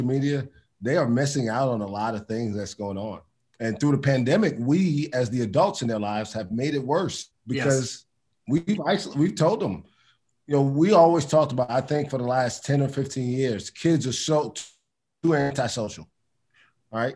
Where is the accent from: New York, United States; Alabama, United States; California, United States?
New York, United States; New York City; moved away as an adult; also born or lived in South Carolina; I'm from Brooklyn.